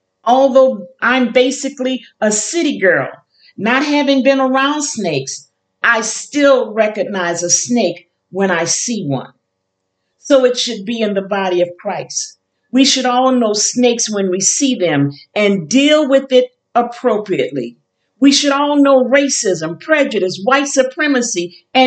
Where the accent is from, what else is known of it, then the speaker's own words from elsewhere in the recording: New Orleans, Louisiana, United States; also born or lived in Chicago / Kenner, Louisiana; I was born in Chicago, raised in New Orleans, and spent my entire life as a wife and mother between New Orleans and Kenner, Louisiana